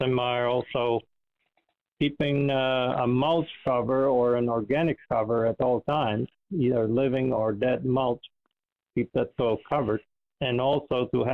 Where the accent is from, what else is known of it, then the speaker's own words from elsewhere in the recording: Friesland, Netherlands; now in United States; I grew up in the Netherlands in a province called Friesland